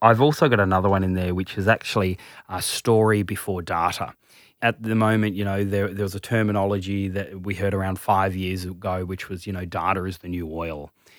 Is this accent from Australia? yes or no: yes; Tasmania, Australia; Yeah, so I'm originally from Tassie, mum's Indian, father's Scottish, big family, family of 11, ridiculous.